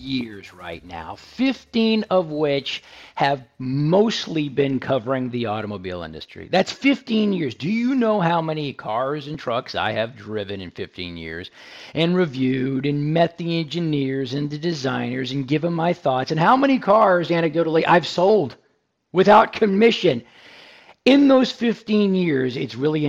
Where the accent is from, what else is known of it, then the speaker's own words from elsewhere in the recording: Houston, Texas, United States; my hometown of Houston.